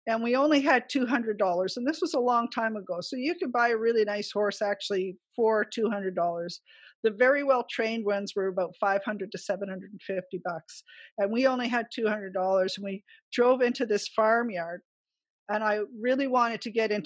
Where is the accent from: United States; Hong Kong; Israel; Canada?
Canada; Ottawa, Ontario; moved away; also born or lived in British Columbia / Alberta; I grew up in Ottawa in the city